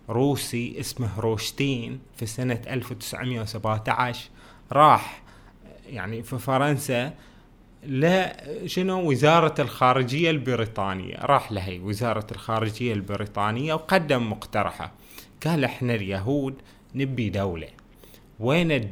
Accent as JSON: {"language": "Arabic", "country": "Bahrain", "said": "اللي يخص بلدنا البحرين واللي يخص شنو المقاومه ونصرة فلسطين"}